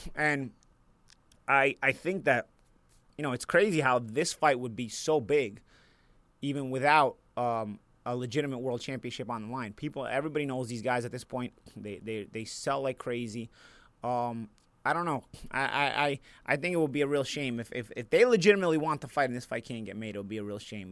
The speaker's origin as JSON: {"language": "English", "town": "New York City", "region": "New York", "country": "United States", "said": "I'm from Brooklyn"}